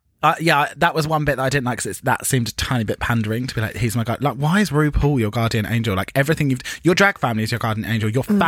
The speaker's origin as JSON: {"language": "English", "country": "United Kingdom", "said": "as British people"}